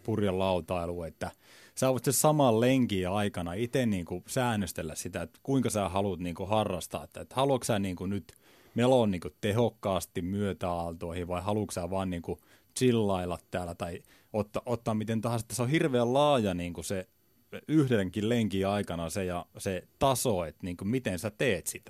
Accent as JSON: {"language": "Finnish", "town": "Kalajoki", "region": "North Ostrobothnia", "country": "Finland", "tie": "born or raised there", "said": "mä oon merenrannalta kotoisin"}